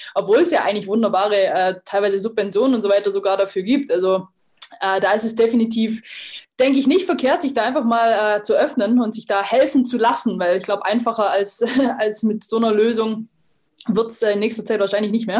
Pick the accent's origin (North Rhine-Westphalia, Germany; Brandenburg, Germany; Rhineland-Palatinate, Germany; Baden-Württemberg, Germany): Baden-Württemberg, Germany; Lake Constance region; aus meiner Heimat, vom, aus der Bodenseeregion, aus Weingarten